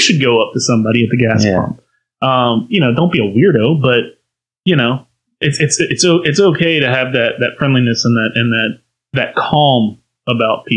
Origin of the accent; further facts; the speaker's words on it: Northern Virginia, United States; now in Outer Banks, United States; I'm from Northern Virginia, right outside of DC